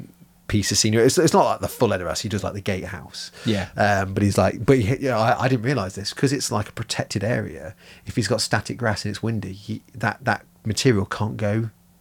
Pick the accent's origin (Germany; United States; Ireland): Germany; born there; Yeah, I was born in Germany, yeah, and spoke German as a child.